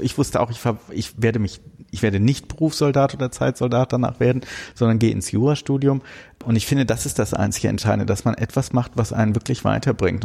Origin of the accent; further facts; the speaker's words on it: Bonn, North Rhine-Westphalia, Germany; ich bin in Bonn geboren, aber für Rheinländer quasi schon Migrantenkind, weil meine Eltern aus Berlin nach Bonn gezogen sind